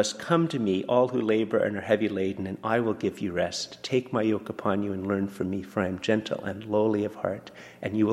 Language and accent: English; Canada; I'm very Canadian